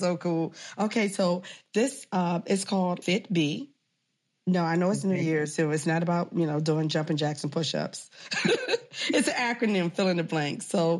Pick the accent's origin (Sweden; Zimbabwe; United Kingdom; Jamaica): Jamaica; Yes, I'm a Jamaican. I'm always in Jamaica.